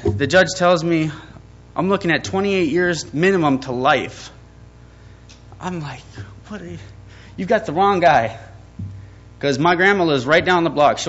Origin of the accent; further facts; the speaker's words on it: Fargo, North Dakota, United States; I was born and raised in Fargo, North Dakota